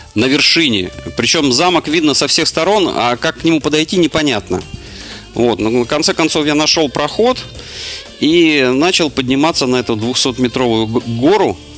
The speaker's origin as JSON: {"language": "Russian", "country": "Russia", "said": "я сказал, что из России"}